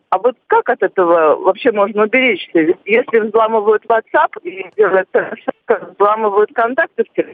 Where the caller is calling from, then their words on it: Perm, Perm Krai, Russia; Здравствуйте … я из Перми.